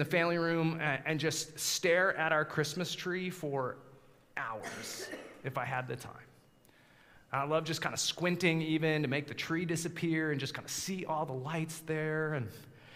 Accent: Colorado, United States; moved away; 8-foot snowstorms growing up in Colorado

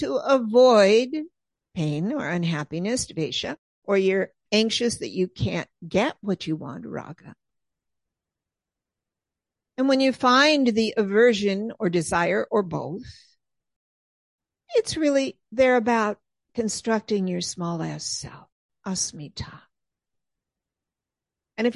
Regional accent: Southern California, United States; moved away as an adult; now in Pennsylvania, United States; growing up and living decades in Southern California

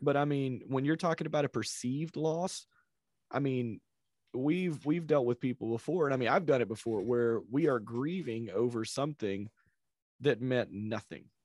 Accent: South Carolina, United States; I grew up in South Carolina

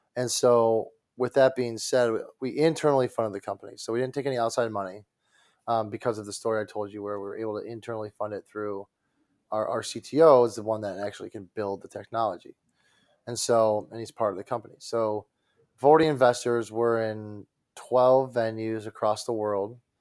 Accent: Detroit, Michigan, United States; I'm from Detroit

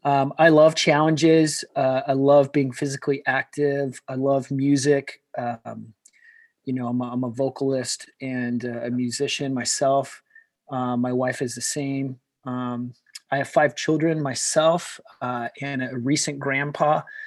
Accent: Kansas City, Missouri, United States; moved away as an adult; now in Carlsbad, United States; So most of that time I grew up in Kansas City. That's where I met my wife. That's where I started my family. That's where I started my business. And then recently, within the last few years, my wife and I actually moved to Carlsbad, California

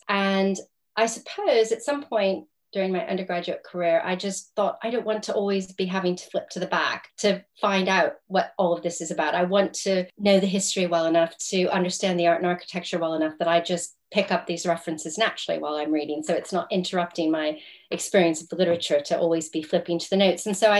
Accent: United States; moved away as an adult; now in England, United Kingdom; Originally, however, I'm American. I was born in the States. I grew up in the States, was educated there.

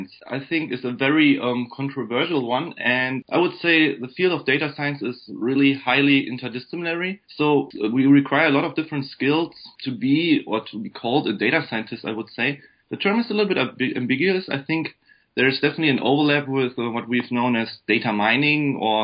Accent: Germany; English is a second language; moved away as an adult; now in Michigan, United States; as you might have guessed from my accent, I'm actually from Germany. I was born and raised in Germany.

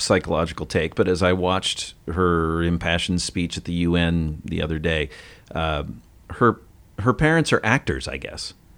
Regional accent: United States; I'm an American

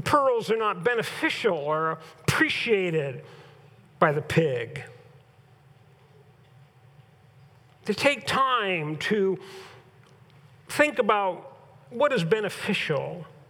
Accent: California, United States; now in Huron; growing up in Southern California and growing up in Northern California

